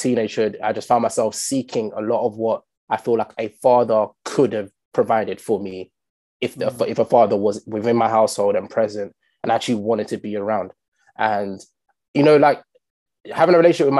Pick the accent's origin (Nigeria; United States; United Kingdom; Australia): United Kingdom; London; I grew up in Stockwell for my teenagehood